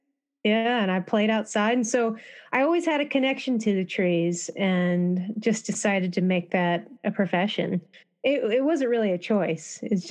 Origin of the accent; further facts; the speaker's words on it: Pocosin, Virginia, United States; So where I grew up was a town called Pocosin, Virginia, and Pocosin in indigenous language is basically like a rolling wetland.